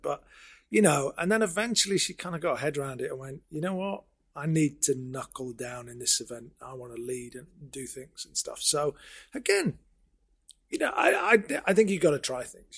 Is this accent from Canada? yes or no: no; Sheffield, Yorkshire and the Humber, United Kingdom; I born and bred in Sheffield. Went to school here.